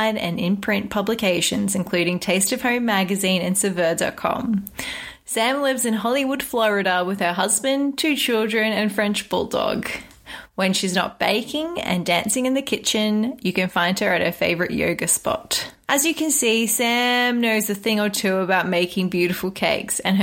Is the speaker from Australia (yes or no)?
yes; Australia; As an Aussie